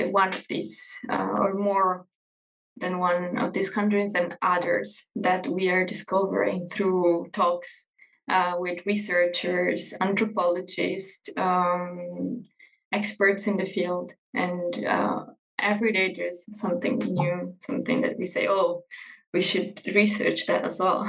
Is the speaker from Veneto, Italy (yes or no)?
yes; Verona, Veneto, Italy; I'm from Verona.